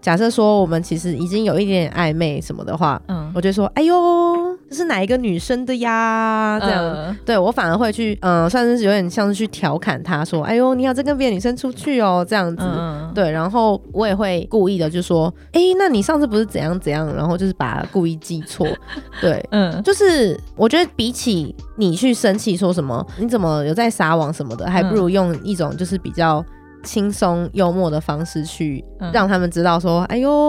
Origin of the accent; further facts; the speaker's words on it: Nantou County, Taiwan; 大家好，我是南投来的 A 小姐。